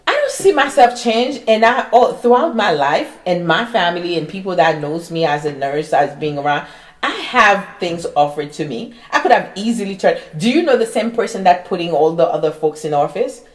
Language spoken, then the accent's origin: English; Haiti; English is a second language; now in United States; I was born in Haiti